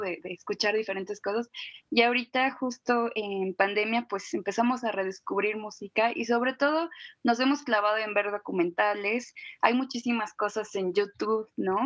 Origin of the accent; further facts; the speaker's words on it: Guadalajara, Jalisco, Mexico; yo soy de Guadalajara